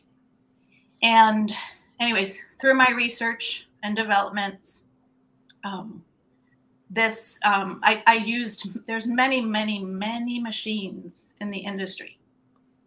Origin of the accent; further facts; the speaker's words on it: Venezuela; moved away as an adult; also born or lived in San Francisco, California; now in United States; I'm originally from Venezuela. Okay. I graduated in business administration in Venezuela. And then I migrated here